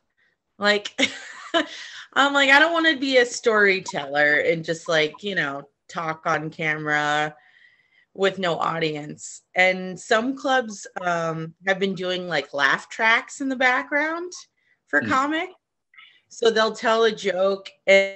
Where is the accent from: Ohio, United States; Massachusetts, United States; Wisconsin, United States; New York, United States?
Massachusetts, United States; Boston; now in Los Angeles, United States; I'm from Boston originally